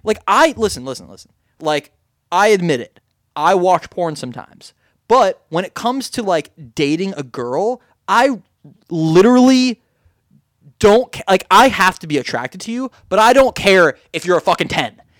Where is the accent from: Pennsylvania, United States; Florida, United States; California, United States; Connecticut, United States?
Florida, United States; Miami Beach; I grew up in Miami Beach